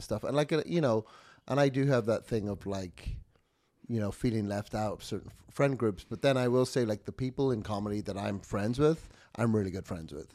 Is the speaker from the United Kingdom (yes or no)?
yes; United Kingdom; moved away